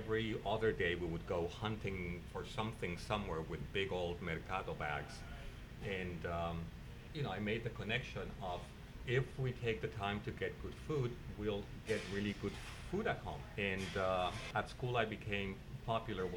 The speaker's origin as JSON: {"language": "English", "region": "Mexico City", "country": "Mexico", "tie": "born or raised there", "moved": "yes", "lives_now": "San Francisco, United States", "said": "I grew up in Mexico City in the 60s"}